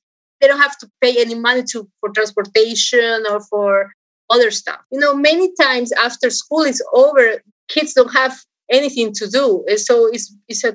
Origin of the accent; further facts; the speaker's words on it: Guayaquil, Guayas, Ecuador; also born or lived in Rhode Island, United States; I was born in this Rhode Island, and then after a few months or not even 1 year, I went to Ecuador. And I was raised in Ecuador.